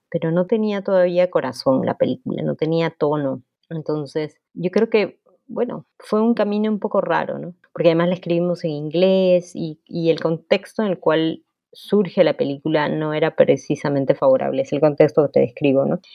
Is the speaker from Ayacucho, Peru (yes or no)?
no; Lima, Peru; also born or lived in New York; yo soy de Magdalena